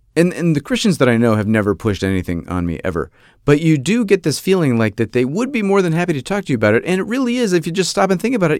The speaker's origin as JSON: {"language": "English", "town": "Rochester", "region": "New York", "country": "United States", "tie": "born or raised there", "moved": "yes", "said": "I'm from Rochester, New York"}